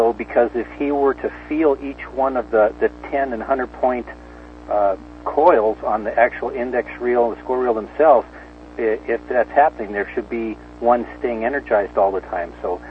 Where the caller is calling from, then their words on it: Santa Maria, California, United States; I'm out in Santa Maria, California.